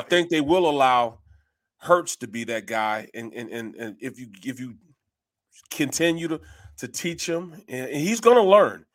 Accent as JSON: {"language": "English", "town": "St. Louis", "region": "Missouri", "country": "United States", "moved": "yes", "said": "I'm from Saint Louis"}